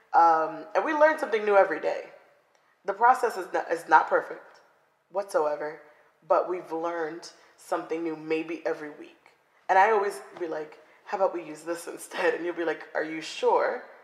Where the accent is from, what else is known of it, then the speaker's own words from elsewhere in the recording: Coral Springs, Florida, United States; moved away as an adult; also born or lived in Lawrence, Massachusetts; now in Seattle, United States; I grew up in Coral Springs.